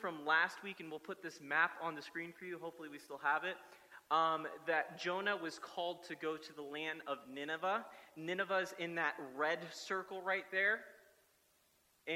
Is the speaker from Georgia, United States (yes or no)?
no; South Florida, United States; moved away; growing up in South Florida